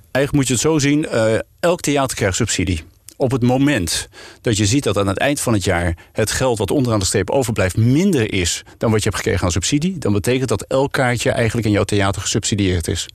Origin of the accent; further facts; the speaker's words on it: Netherlands; als Nederlanders